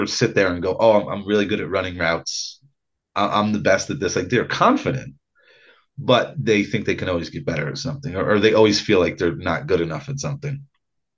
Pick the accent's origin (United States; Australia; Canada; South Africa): United States; Ulster County, New York; I'm white trash from Ulster County, New York